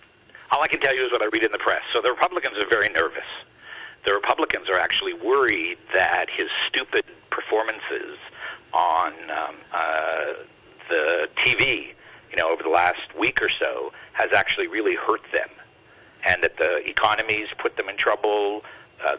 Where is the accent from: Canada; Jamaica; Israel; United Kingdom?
Canada; as a Canadian